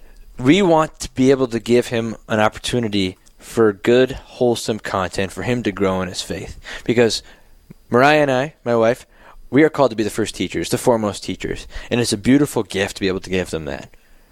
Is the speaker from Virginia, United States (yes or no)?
no; Bismarck, North Dakota, United States; I'm from Bismarck, North Dakota. I was going to high school at St. Mary's.